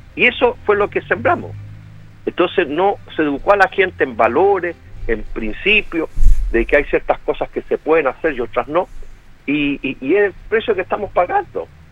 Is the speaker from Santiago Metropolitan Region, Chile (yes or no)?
yes; Santiago, Santiago Metropolitan Region, Chile; yo salí del Instituto Nacional